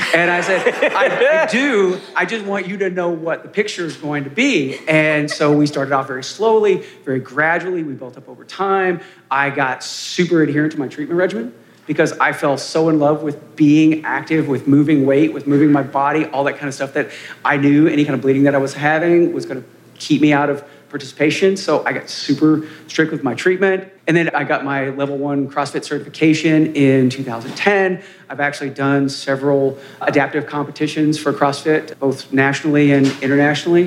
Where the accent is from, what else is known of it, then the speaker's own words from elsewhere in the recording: Kentucky, United States; now in Seattle, United States; When I was a little kid growing up in Kentucky